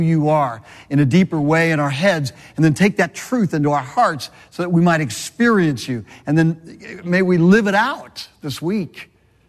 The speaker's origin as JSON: {"language": "English", "region": "Southern California", "country": "United States", "tie": "born or raised there", "said": "I was born and raised in Southern California"}